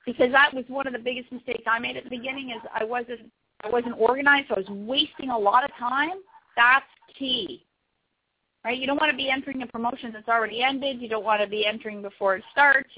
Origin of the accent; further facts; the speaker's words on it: Canada; I am from Canada